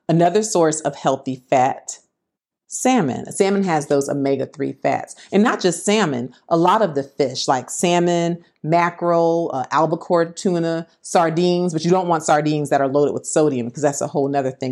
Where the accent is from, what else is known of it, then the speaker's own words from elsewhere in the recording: Florida, United States; I'm from Florida